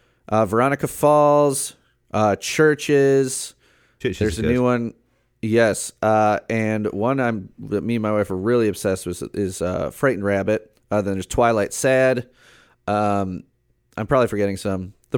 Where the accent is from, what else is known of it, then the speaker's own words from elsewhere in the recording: United Kingdom; Now, being a Brit, you know, I was playing